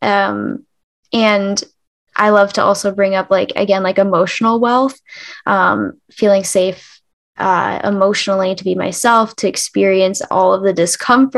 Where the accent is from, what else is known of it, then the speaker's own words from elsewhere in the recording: Michigan, United States; I'm from Michigan and we're all like, you know, farms and eat all your meats and comfort food and stuff